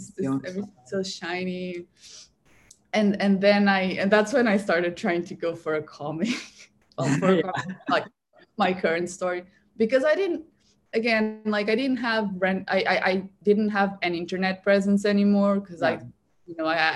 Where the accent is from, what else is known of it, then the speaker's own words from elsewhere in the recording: Portugal; Portugal where I'm from